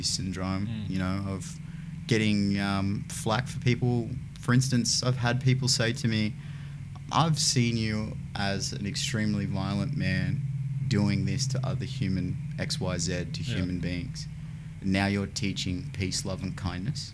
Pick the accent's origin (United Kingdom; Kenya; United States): United Kingdom; Newcastle upon Tyne, North East England; moved away; my hometown of Newcastle